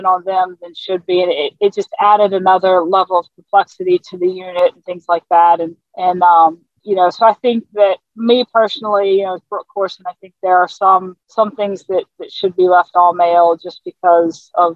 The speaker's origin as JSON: {"language": "English", "town": "Newport News", "region": "Virginia", "country": "United States", "tie": "born or raised there", "also_born_or_lived": "South Carolina", "said": "I grew up in coastal Virginia. So I grew up I lived in South Carolina until I was 10. And then we moved back up where my family lived, was Newport News, Virginia"}